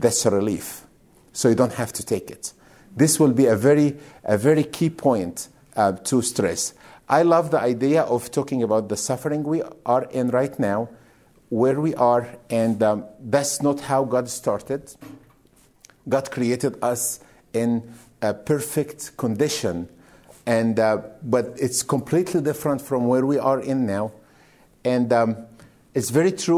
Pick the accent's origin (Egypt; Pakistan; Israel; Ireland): Egypt; moved away as an adult; now in United States; I am from Egypt. I came to America 12 years ago. I was in ministry in Egypt